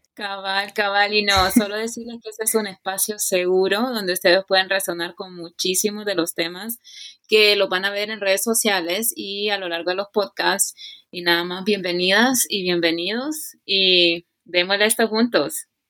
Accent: Honduras; moved away as an adult; now in United States; Soy catracha 100% hecha y derecha

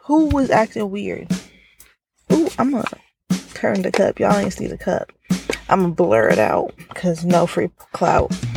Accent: Jamaica; I'm Jamaican

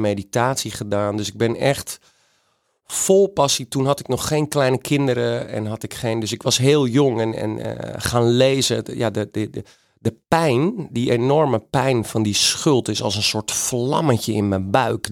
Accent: Friesland, Netherlands; ben ik een gewone Friese jongen in Friesland opgegroeid.

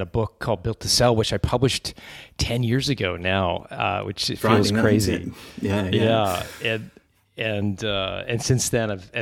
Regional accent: Canada; accent: Canadian; moved away; also born or lived in Manuden, England; I was born in a little village called Manudin.

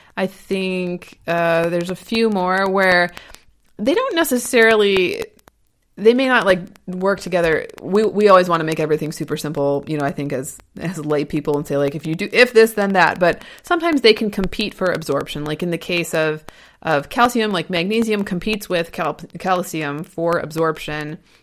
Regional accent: Ohio, United States; now in Portland, United States; I'm from Ohio and now I live in Oregon

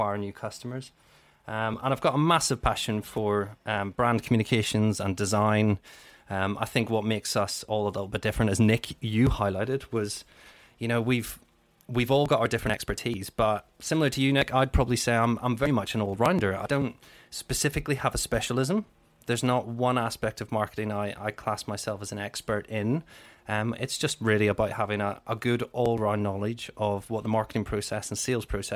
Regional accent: Belfast, Northern Ireland, United Kingdom; moved away; also born or lived in Cheltenham; I'm born and raised in Belfast

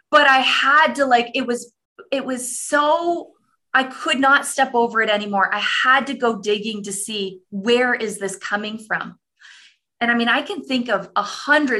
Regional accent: Canada; I'm a Canadian woman

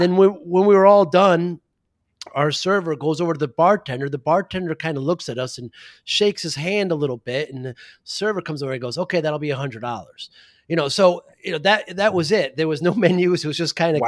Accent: New Haven, Connecticut, United States; I'm from New Haven

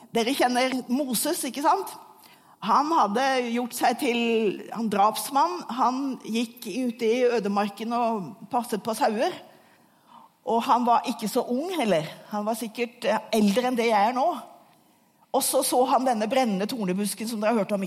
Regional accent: Asker, Akershus, Norway; Jeg vokste opp i Asker utenfor Oslo

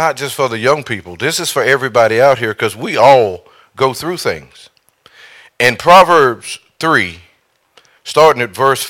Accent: Eden, United States; I'm from Eden.

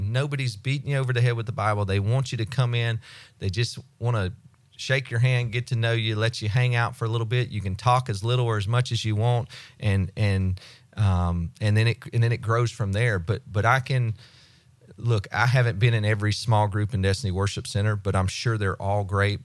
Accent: United States; I grew up in Walton County, so I, I know people.

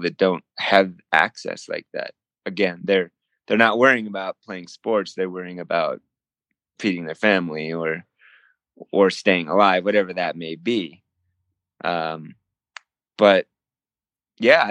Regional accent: Whittier, California, United States; moved away as an adult; also born or lived in Springfield, Massachusetts; I went to undergraduate in Whittier, California. It's my hometown

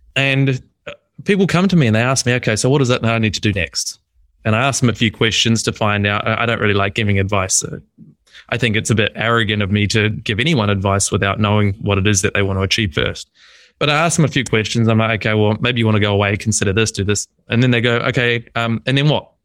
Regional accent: New Zealand; moved away; also born or lived in Melbourne, Australia; So I'm from New Zealand. I was living in Melbourne.

